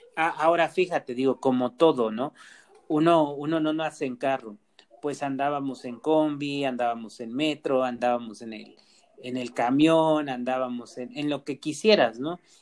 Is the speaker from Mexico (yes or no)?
yes; Mexico; como sociedad mexicana